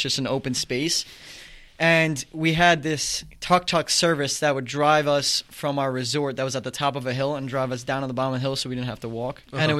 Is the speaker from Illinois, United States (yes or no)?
no; New York, United States; You know, being a New Yorker really stays with you, at least in my opinion.